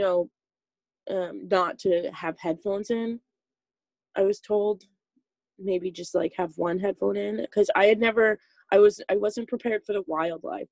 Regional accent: Saskatchewan, Canada; moved away as an adult; now in British Columbia, Canada; I'm from Saskatchewan.

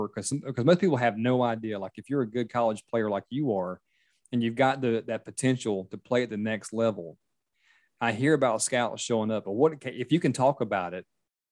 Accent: Myrtle Beach, South Carolina, United States; now in Charleston, United States; I live in Charleston area, but I grew up in Myrtle Beach

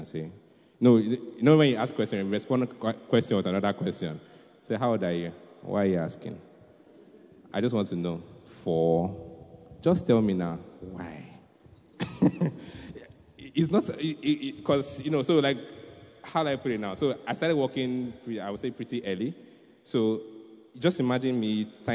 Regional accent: Nigeria; being a Nigerian

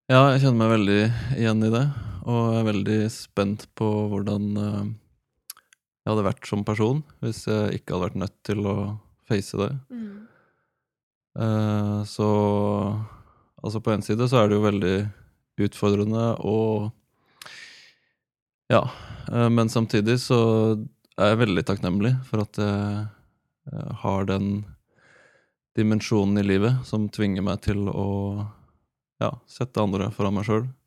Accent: Kenya; 34 år, snart 35. Gift med Maria. Pappa til tre barn. Um, født og oppvokst i Kenya som misjonærbarn.

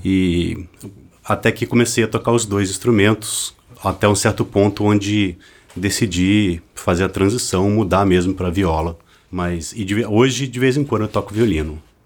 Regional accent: Sorocaba, São Paulo, Brazil; moved away as an adult; now in Rio de Janeiro, Brazil; eu sou de Sorocaba, interior de São Paulo

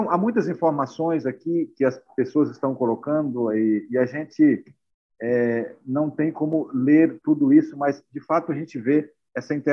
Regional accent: Pernambuco, Brazil; now in Manaus, Brazil; Eu faço parte da igreja e estou é, nesse momento em Manaus, mas sou pernambucana.

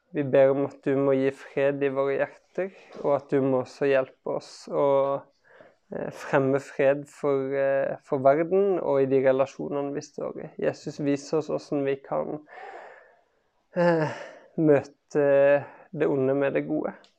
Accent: Kristiansand, Agder, Norway; jeg vokste opp i Kristiansand

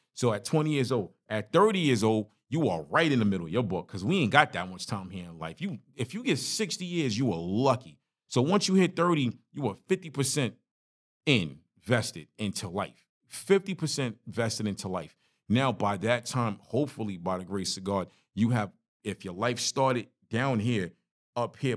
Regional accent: New York City, New York, United States; moved away; My story growing up in Brooklyn, growing up in a one bedroom apartment. Crown Heights is rough.

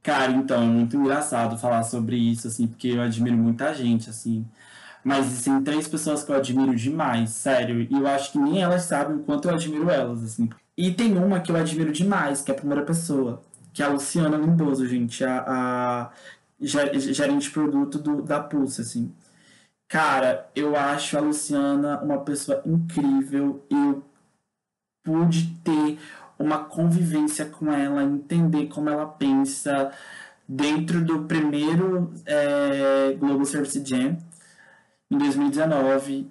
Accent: Maranhão, Brazil; also born or lived in Brasília / São Luís; Sou nordestino, né? Sou maranhense.

